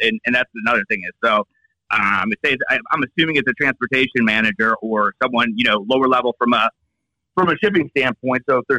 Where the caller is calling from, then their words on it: Seattle, Washington, United States; I am located in Seattle, Washington, and I work for Priority One.